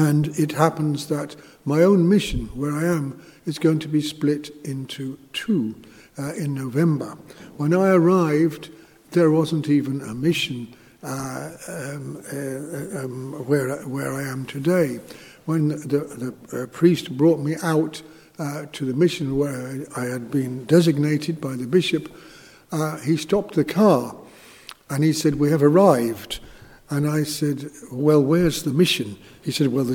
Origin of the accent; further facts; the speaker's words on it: England, United Kingdom; moved away as an adult; also born or lived in Thurles, Ireland; now in Zimbabwe; I'm from England